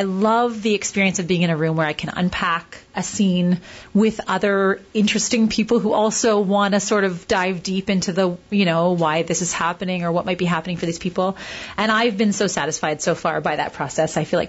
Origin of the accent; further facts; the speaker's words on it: Hamilton, Ontario, Canada; moved away; I'm from Hamilton, but then I left for a long time and came back.